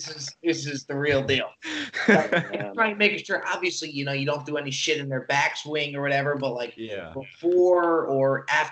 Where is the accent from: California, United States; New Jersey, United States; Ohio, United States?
New Jersey, United States; I'm actually born and raised in Jersey.